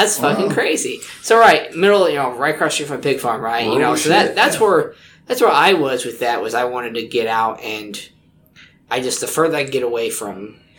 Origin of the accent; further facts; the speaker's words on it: Clayton, Indiana, United States; moved away; I'm from Clayton